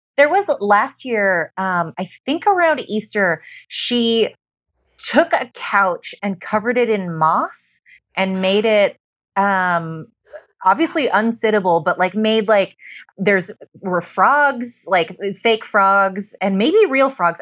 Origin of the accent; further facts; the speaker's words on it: Utah, United States; I was born in Utah, not Mormon